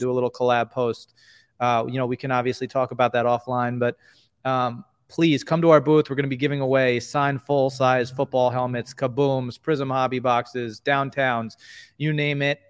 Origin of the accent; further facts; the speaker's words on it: New York, United States; We're both from New York